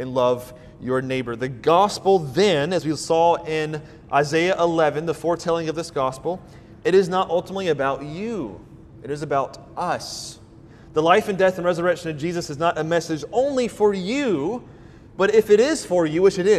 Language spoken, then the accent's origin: English; Deep South, United States; I grew up in the South, the Deep South.